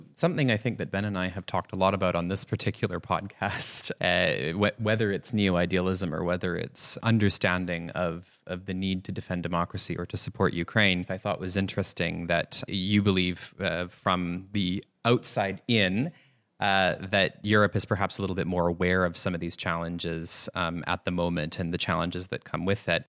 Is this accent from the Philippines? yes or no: no; Canada; moved away; in my home country in Canada